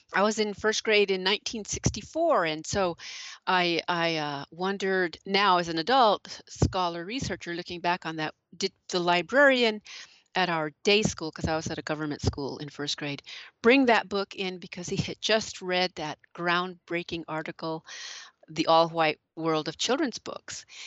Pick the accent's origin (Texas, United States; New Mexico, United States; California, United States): New Mexico, United States; moved away as an adult; also born or lived in Illinois; growing up in New Mexico